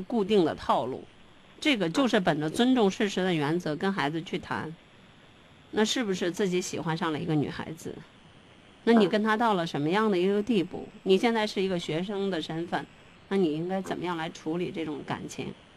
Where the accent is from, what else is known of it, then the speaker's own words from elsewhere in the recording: China; 我们中国人